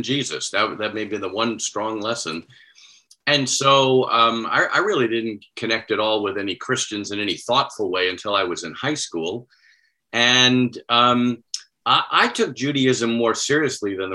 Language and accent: English; near North Babylon, Long Island, New York, United States; moved away; I grew up not far from North Babylon